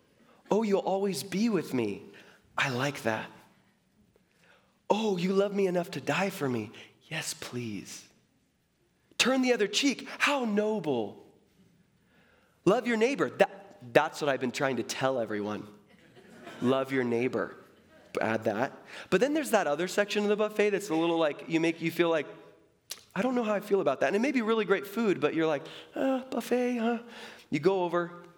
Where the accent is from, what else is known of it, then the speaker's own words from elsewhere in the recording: Seattle, Washington, United States; born there; And I was born in Seattle.